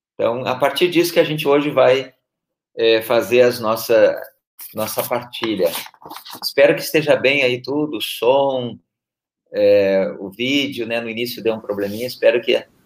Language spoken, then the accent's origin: Portuguese; Porto Alegre, Rio Grande do Sul, Brazil; moved away as an adult; now in Brasília, Brazil; eu sou da Arquidiocese de Porto Alegre, Rio Grande do Sul. Estou há quatro anos morando em Brasília